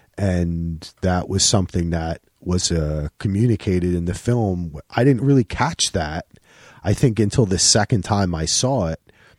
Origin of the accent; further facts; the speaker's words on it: New Jersey, United States; my father is Sam, is a Jewish guy from Newark, you know, and I'm an Irish guy, still from Jersey